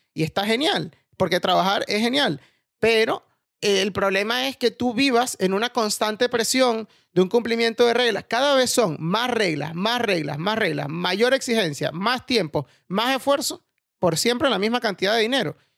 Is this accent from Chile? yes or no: no; Venezuela; moved away as an adult; now in Spain; me fui de Venezuela